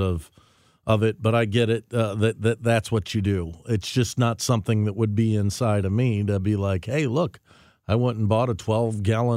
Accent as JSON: {"language": "English", "town": "St. Charles", "country": "United States", "tie": "born or raised there", "said": "I grew up in St. Charles"}